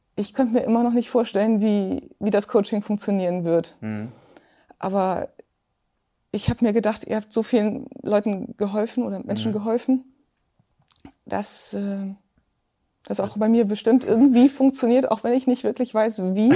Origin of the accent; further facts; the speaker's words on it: Zeven, Lower Saxony, Germany; ich komme aus Zeven, das liegt genau zwischen Hamburg